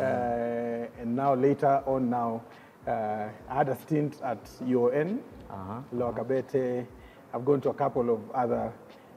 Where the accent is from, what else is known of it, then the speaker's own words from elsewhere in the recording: Nairobi, Kenya; Born and bred in Nairobi, Kenya.